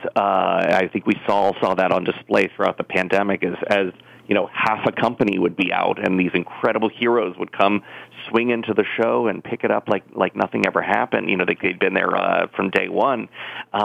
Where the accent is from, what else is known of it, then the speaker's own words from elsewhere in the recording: South Florida, United States; moved away as an adult; also born or lived in New York; growing up in South Florida, where I was a young theater performer